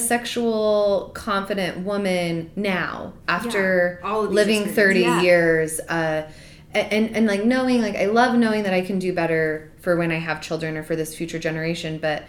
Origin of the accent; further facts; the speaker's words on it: Utah, United States; I grew up here in Utah.